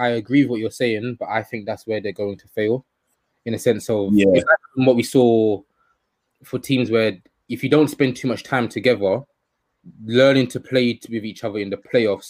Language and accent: English; Philadelphia, Pennsylvania, United States; but I'm from Philly, Fresh Prince, like it's cool.